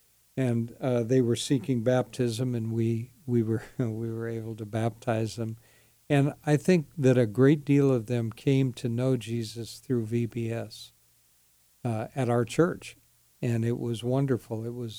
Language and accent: English; United States; born there; I must be a Christian guy, right? I mean, I was born here.